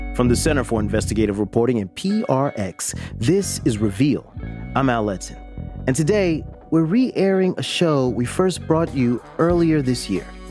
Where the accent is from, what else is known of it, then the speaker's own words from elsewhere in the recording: Jacksonville, Florida, United States; my hometown of Jacksonville, Florida